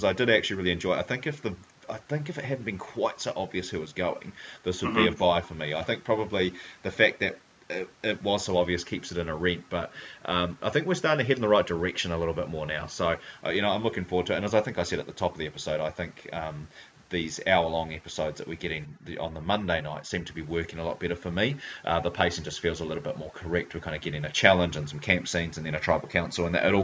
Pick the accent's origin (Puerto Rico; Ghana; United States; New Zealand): New Zealand; Hamilton, Waikato; she's a fellow Hamiltonian